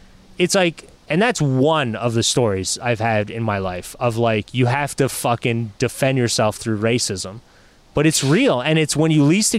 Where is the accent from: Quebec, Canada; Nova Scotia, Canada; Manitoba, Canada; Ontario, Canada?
Quebec, Canada; I grew up in Quebec